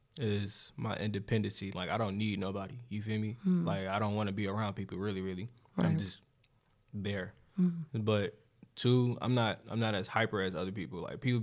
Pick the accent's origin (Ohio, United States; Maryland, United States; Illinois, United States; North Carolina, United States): North Carolina, United States; Charlotte; Yeah. Big 704 shit.